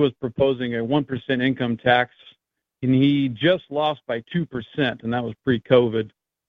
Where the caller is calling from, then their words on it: Florida, United States; Yeah, I'm calling from Governor DeSantis territory. It seems like Florida.